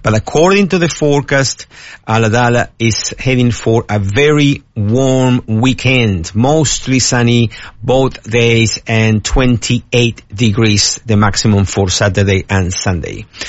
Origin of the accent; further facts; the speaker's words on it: Argentina; also born or lived in United States; now in Australia; I came from the USA, although I'm originally from Argentina